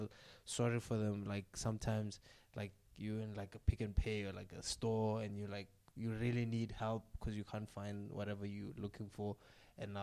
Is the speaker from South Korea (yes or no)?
no; Limpopo, South Africa; in South Africa, I'm from Limpopo